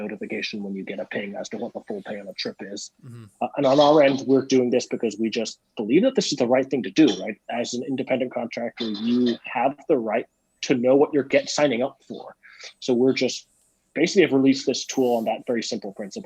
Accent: Hong Kong; moved away; I grew up in Hong Kong, and they did not teach me Spanish in Hong Kong

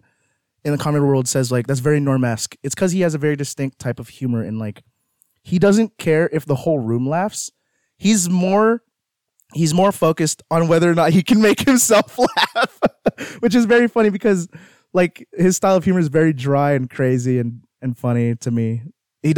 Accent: Philippines; I'm Filipino

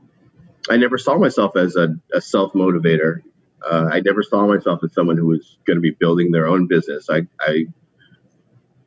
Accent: Connecticut, United States; moved away as an adult; also born or lived in Burlington, Vermont; now in Brooklyn, United States; I'm from Connecticut, but I've lived in New York City for about 20 years, and I've been in Brooklyn for about 16 of those years.

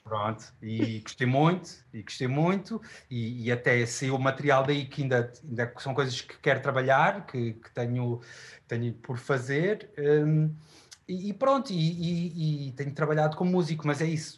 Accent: Queluz, Lisbon, Portugal; also born or lived in Chaves; tenho uma vivência na, na linha de Sintra, em, no, no Monte Abrão, em Queluz

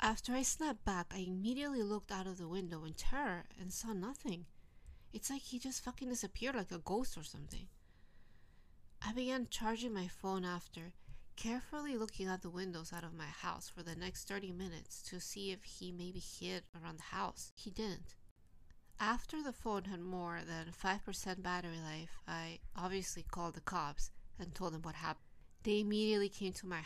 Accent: New Jersey, United States; now in Tokyo, Japan; my hometown in New Jersey

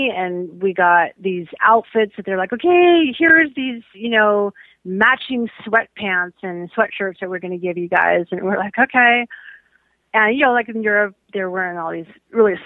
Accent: United States; we're these American guys

